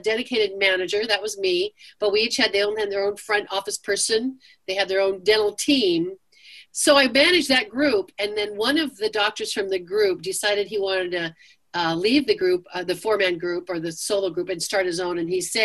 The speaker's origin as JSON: {"language": "English", "region": "California", "country": "United States", "tie": "born or raised there", "also_born_or_lived": "Seattle, Washington", "moved": "as an adult", "lives_now": "Charlotte, United States", "said": "I grew up, born and raised in California, lived in Seattle for 22 years"}